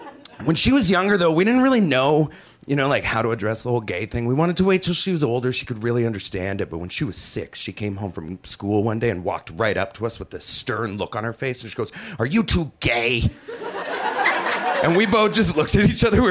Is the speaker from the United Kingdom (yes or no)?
no; Canada; I'm Canadian